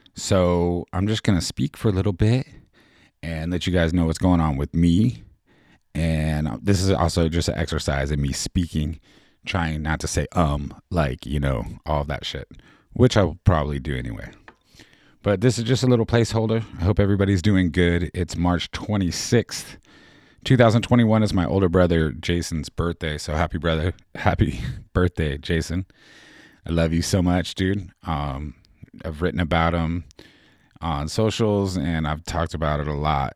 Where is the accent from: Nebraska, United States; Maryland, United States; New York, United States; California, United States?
California, United States; San Diego; moved away as an adult; also born or lived in San Francisco; now in Portland, United States; I grew up in San Diego, and when I was twenty-four, I moved to San Francisco, and I lived there for about eighteen years